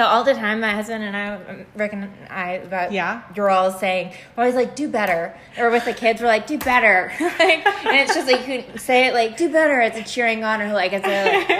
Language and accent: English; Louisville, Kentucky, United States; I grew up in the Highlands.